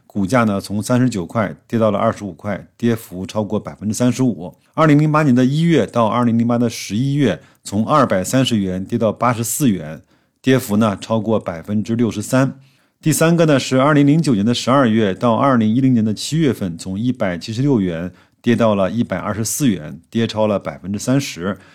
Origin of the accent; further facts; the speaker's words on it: China; 我们中国人呐，为人处事向来讲究大智慧